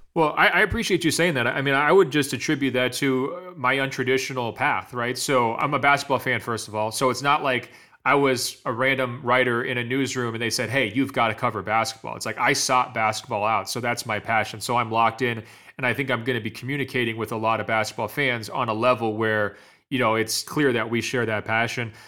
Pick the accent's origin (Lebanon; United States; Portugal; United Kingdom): United States; Oregon; being up in Oregon